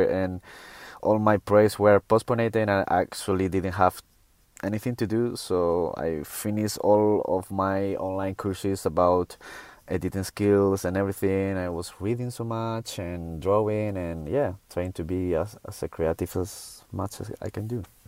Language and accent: English; Canary Islands, Spain; I'm from Canary Island and we have such a paradise here